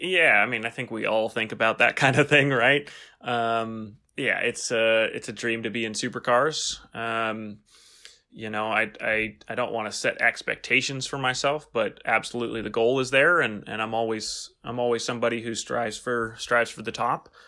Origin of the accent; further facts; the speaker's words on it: San Francisco, California, United States; I grew up in California near San Francisco